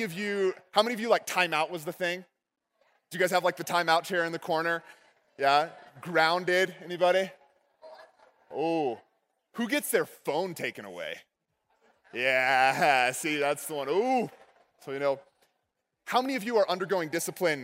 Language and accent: English; Texas, United States; When I was growing up in Texas, my dad owned a karate